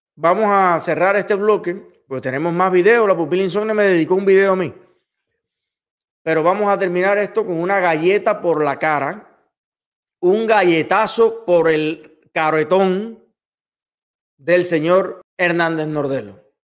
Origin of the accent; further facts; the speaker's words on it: Cuba; moved away; mi país y a mi pueblo